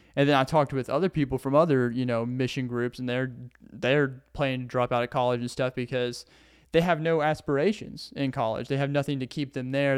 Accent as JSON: {"language": "English", "region": "Arkansas", "country": "United States", "accent": "Southern", "said": "I'm from Arkansas"}